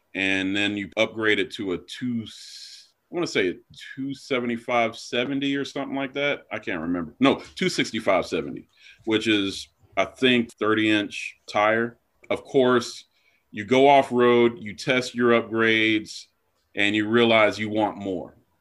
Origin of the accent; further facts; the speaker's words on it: Black Mountain, North Carolina, United States; I'm from Western North Carolina in a little town called Black Mountain, which is a suburb of Asheville